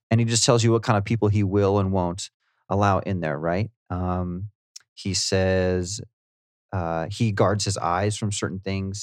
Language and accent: English; United States; I'm an American